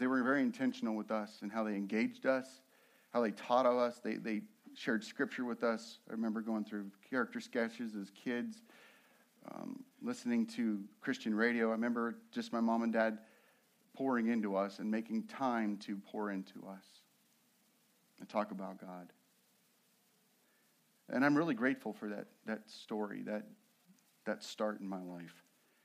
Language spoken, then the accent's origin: English; Nebraska, United States; moved away; also born or lived in Colorado; I'm originally from Nebraska. We began there